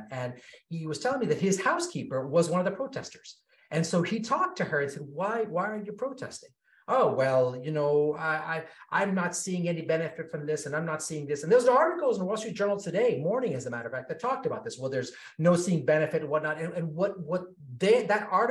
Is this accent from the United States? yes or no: no; Kenya; I was born in Kenya.